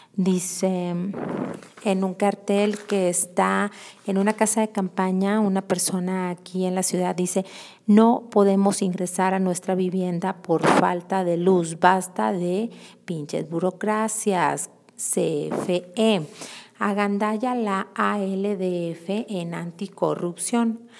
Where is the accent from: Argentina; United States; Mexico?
Mexico; Mexico City; ahora que ya regresé a la Ciudad de México, que es de donde soy originaria